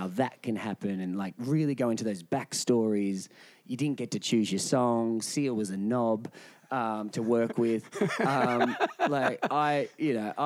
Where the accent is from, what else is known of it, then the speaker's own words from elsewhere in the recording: Shepparton, Victoria, Australia; growing up in Shepparton